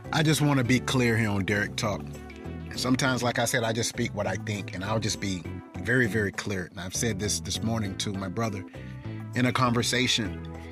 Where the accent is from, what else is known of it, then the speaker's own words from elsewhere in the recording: Darlington, South Carolina, United States; when I grew up in Darlington, South Carolina